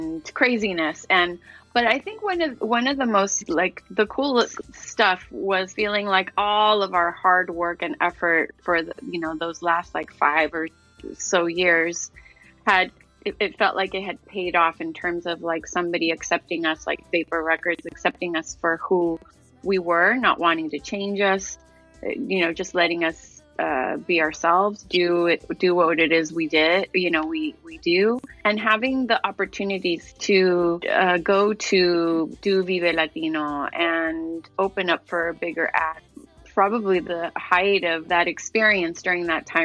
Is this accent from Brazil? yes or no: no; Chile; now in Los Angeles, United States; I was from Chile